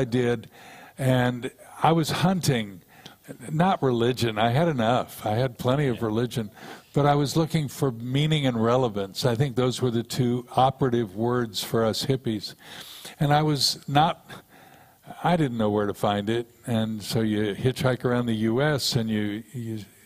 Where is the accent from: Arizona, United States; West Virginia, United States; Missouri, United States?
Missouri, United States; Kansas City; I grew up in Kansas City